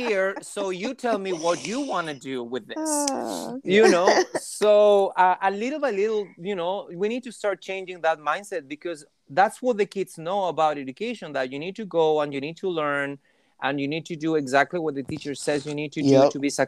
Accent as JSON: {"language": "English", "country": "Chile", "first_language": "Spanish", "second_language": "English", "moved": "as an adult", "lives_now": "United States", "said": "when I was back home, you know, I was just a regular Chilean person"}